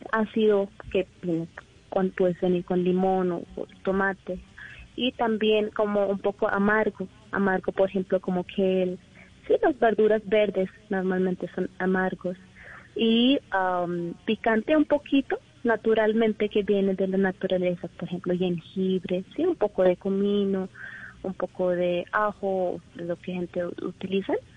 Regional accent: India; Spanish is a second language; moved away as an adult; now in Colombia; yo soy de India

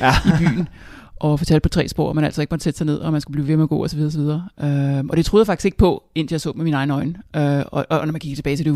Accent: Tostrup, Capital Region of Denmark, Denmark; also born or lived in Hamburg, Germany / Nykøbing Falster, Denmark / Copenhagen, Denmark; Altså jeg kommer oprindeligt fra Vestegnen, fra Tostrup, øh, og der boede jeg indtil jeg var cirka eller syv, og så flyttede til Hamburg i Tyskland på år, og så boede jeg en hel del år på Falster i Nykøbing

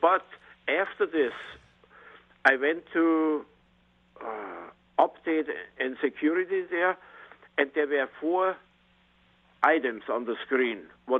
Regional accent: Germany; English is a second language; moved away; I'm from Germany, and my E's are I, and my I's are E.

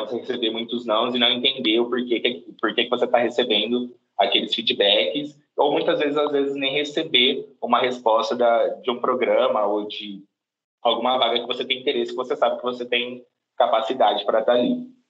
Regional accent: Cajobi, São Paulo, Brazil; Eu sou natural de uma cidade do interior de São Paulo, uma cidade pequena, se chama Cajobi

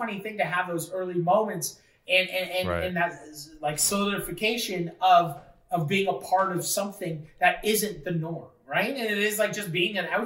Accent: Fort Erie, Ontario, Canada; putting on shows in my hometown

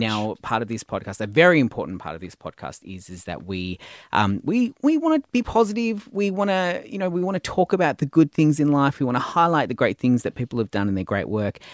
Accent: Tasmania, Australia; I was born in Tasmania

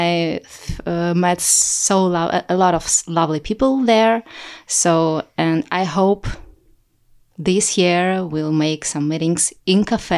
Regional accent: Russia; English is a second language; now in Amsterdam, Netherlands; In 2017, I came to Amsterdam from Russia, and I didn't know anyone here.

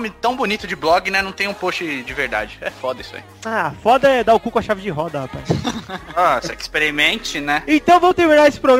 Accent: Porto Alegre, Rio Grande do Sul, Brazil; Eu sou de Porto Alegre, a mulherada me adora.

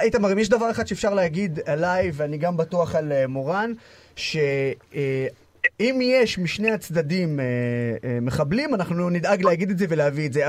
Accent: Israel; כערבי ישראלי

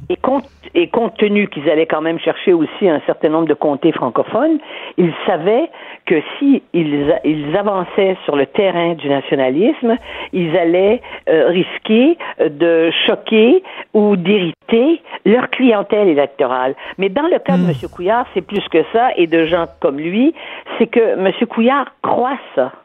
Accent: Quebec, Canada; nous sommes des Québécois nationalistes qui voulons défendre notre langue

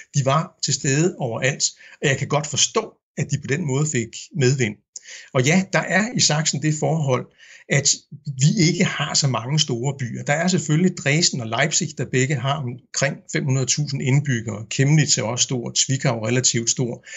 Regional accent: Denmark; first language Danish; moved away as an adult; also born or lived in Berlin, Germany; now in Meissen, Germany; lige så højt jeg elsker mit modersmål, lige så store problemer har jeg egentlig med mit fædreland

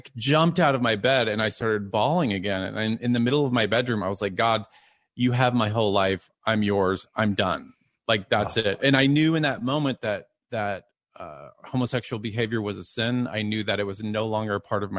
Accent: Texas, United States; now in Los Angeles, United States; I grew up in Texas, and I live in Los Angeles now

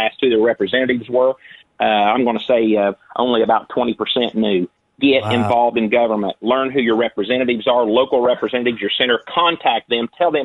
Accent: Clay County, Illinois, United States; I'm actually from Clay

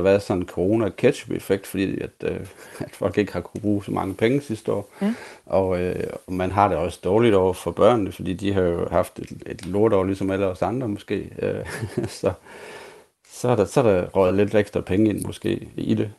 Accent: Aulum, Central Denmark Region, Denmark; jeg kommer fra Aulum, så det er ikke så langt fra hinanden ude i Vestjylland

